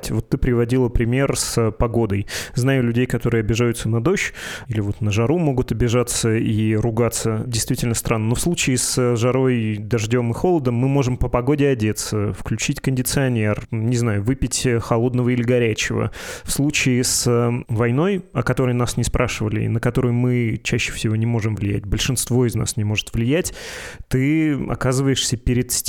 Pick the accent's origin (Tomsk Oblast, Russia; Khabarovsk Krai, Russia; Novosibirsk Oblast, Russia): Novosibirsk Oblast, Russia; Novosibirsk; Где я э, из Новосибирска, а где Белгородская область или там Украины и все вот это.